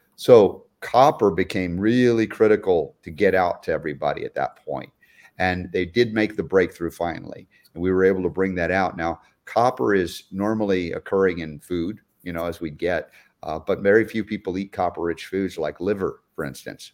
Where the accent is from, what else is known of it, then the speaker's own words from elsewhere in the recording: Georgia, United States; growing up in Georgia for 30 years